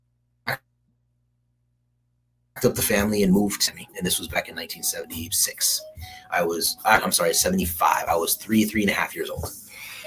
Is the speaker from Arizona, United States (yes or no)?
no; Southern California, United States; I'm from Southern California